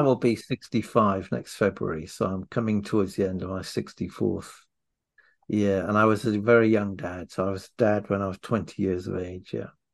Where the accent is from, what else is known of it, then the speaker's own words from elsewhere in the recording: Wales, United Kingdom; now in London, United Kingdom; I'm Welsh